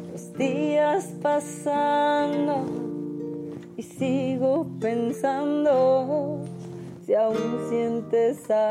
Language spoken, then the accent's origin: Spanish; San Luis Potosí, Mexico; Yo soy de San Luis, les mando un beso a todos mis potosinos.